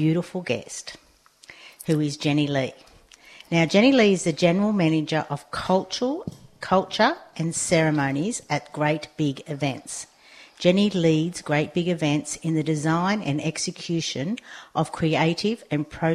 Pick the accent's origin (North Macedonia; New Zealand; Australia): Australia; Sydney, New South Wales; now in Narrabeen, Australia; I was born in St. George area